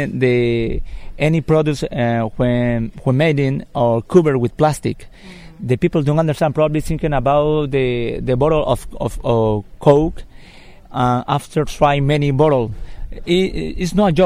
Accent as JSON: {"language": "English", "town": "Leticia", "region": "Amazonas", "country": "Colombia", "tie": "born or raised there", "second_language": "English", "said": "I was born in Leticia, my father from Peru, the mountains, my mother from community, she belonged to the community Indian Ticona"}